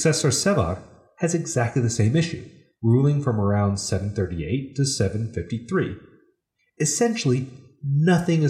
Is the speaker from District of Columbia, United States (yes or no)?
yes; Washington, District of Columbia, United States; my hometown of Washington, D.C.